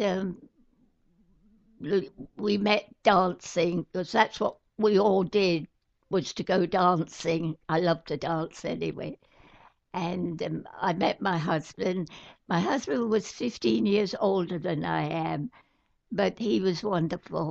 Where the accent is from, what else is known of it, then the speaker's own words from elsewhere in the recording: United Kingdom; I'm British